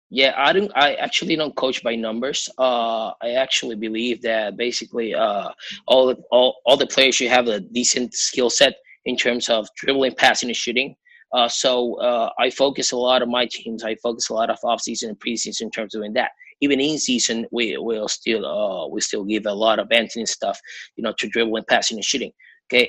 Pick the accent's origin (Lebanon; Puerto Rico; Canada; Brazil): Puerto Rico; I'm from Puerto Rico.